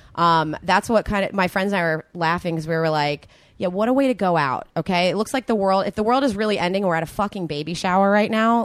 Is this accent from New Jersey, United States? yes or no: yes; right outside of Philadelphia, New Jersey, United States; moved away as an adult; now in Los Angeles, United States; I'm originally from New Jersey, right outside of Philadelphia